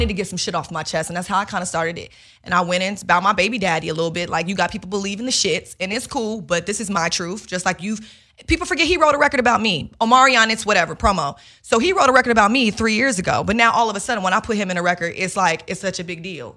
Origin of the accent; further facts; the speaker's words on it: Chicago, Illinois, United States; I'm, I'm from Chicago